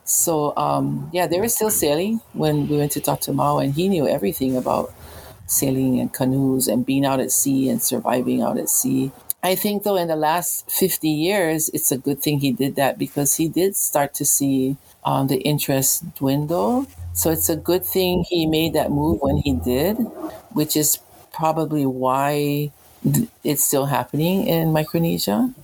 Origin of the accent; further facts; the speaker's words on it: Kalamaula, Hawaii, United States; also born or lived in Oahu; I grew up in Kalamaula on the south shore of Molokai this is my grandmother's homestead